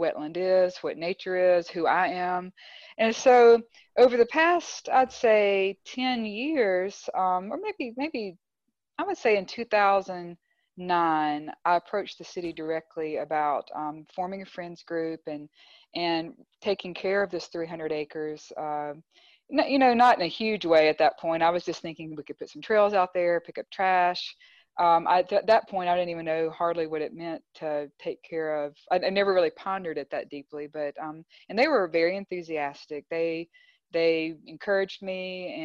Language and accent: English; Clinton, Mississippi, United States; now in Grenada, United States; Growing up in Clinton